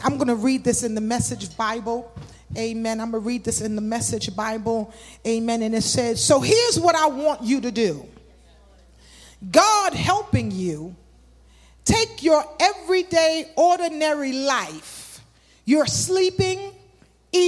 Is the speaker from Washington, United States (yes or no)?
no; New York City, New York, United States; I grew up in Crown Heights.